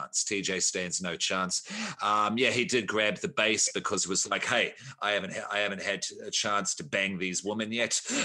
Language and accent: English; Australia; I'm Australian